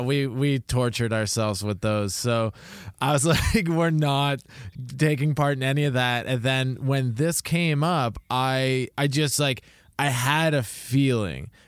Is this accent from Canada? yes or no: yes; Toronto area, Ontario, Canada; I grew up around the Toronto area